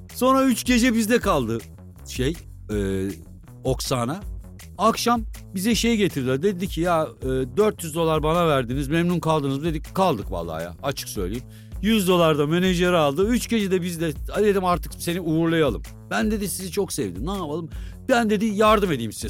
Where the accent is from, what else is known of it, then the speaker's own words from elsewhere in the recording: Kaman, Kırşehir Province, Turkey; Kamanlıyım biz. Aslan Kamanlıyız biz